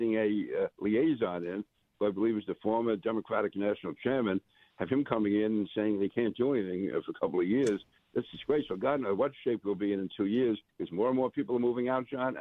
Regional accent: New York City, New York, United States; moved away as an adult; now in Nassau County, United States; I grew up in Queens, born in Manhattan. So I am a native New Yorker

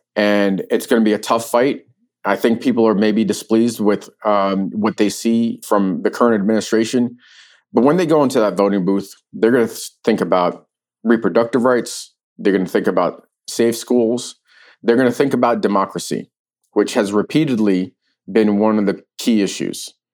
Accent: New York City, New York, United States; also born or lived in Ukraine; now in Virginia, United States; I grew up in New York City

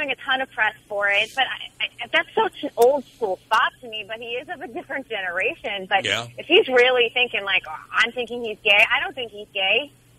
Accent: Boston, Massachusetts, United States; born or raised there

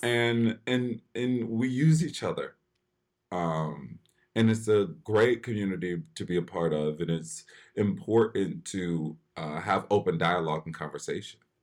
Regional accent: Philadelphia, Pennsylvania, United States; I grew up in Philly

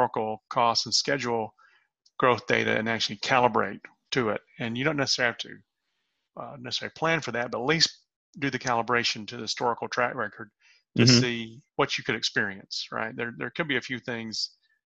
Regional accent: the South, United States; I'm from the South

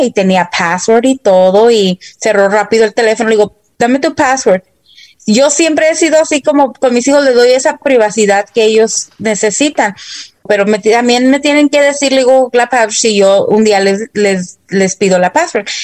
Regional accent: Dallas, Texas, United States; yo fui a la escuela aquí, crecí en Dallas, Texas

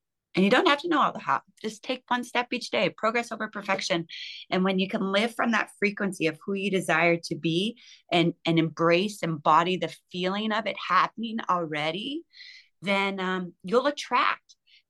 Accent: Canada; I'm Canadian

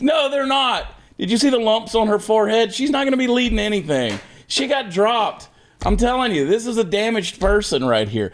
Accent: Augusta, Georgia, United States; Augusta, Georgia, you know that's where I grew up. That's my hometown, Westside High School, class of nineteen ninety-one.

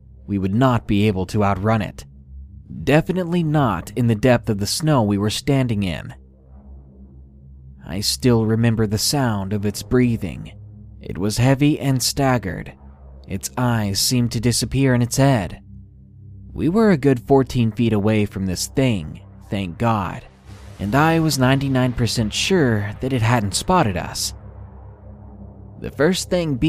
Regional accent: Arkansas, United States; I'm actually from Arkansas

